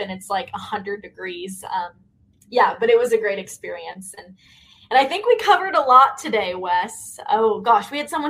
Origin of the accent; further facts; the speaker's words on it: the South, United States; I'm from the South, so I'm used to it.